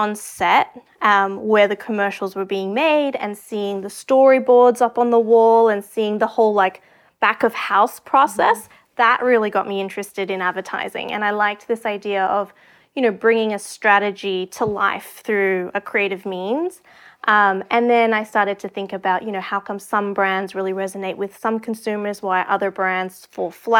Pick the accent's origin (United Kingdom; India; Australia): Australia; moved away as an adult; also born or lived in Sydney, Australia; now in New York, United States; I'm originally from Australia